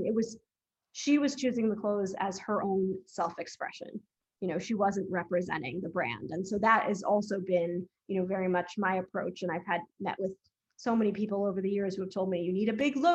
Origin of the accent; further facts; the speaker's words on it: Massachusetts, United States; I grew up in Massachusetts